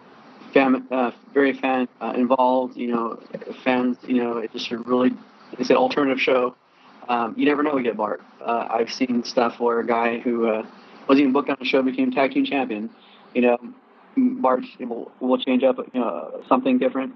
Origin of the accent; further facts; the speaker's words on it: Riverside, California, United States; I'm from Riverside